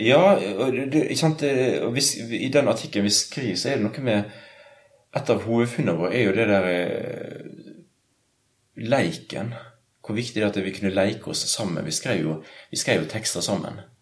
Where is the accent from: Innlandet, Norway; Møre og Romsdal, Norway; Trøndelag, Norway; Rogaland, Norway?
Møre og Romsdal, Norway; Sunnmøre; moved away; also born or lived in Bergen; Sunnmøre, der jeg kommer fra